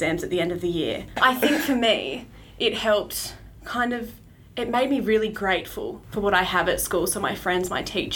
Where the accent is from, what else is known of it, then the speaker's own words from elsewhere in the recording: Hobart, Tasmania, Australia; I went to Moona Primary School from kinder to year 6, and then Ogilvie High School 7 to 10, and now, like you said, I am at Elizabeth College.